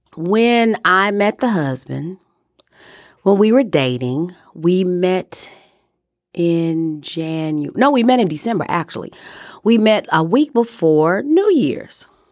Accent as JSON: {"language": "English", "town": "Chicago", "region": "Illinois", "country": "United States", "tie": "born or raised there", "said": "Growing up in Chicago"}